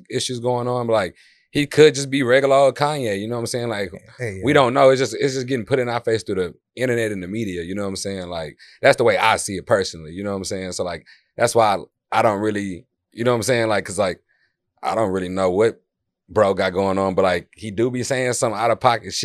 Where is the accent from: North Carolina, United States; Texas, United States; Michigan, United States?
Texas, United States; Houston; I'm from Houston, Texas. I'm just out in D Town right now